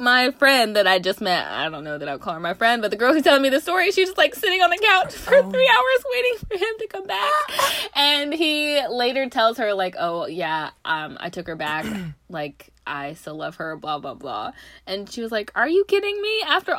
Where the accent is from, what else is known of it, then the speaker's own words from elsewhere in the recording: Knoxville, Tennessee, United States; moved away; I'm from Knoxville